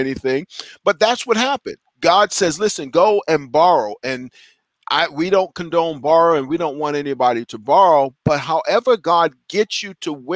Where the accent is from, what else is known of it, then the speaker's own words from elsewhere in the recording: New York City, New York, United States; my journey started when I was 14 years old, growing up in Brooklyn, New York